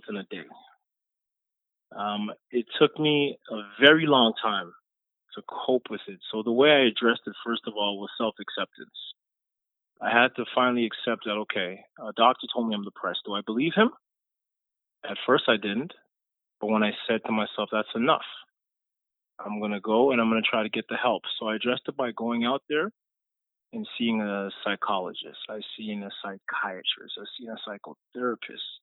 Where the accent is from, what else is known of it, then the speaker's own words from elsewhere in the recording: Jamaica; I'm a Jamaican. I was born in Jamaica.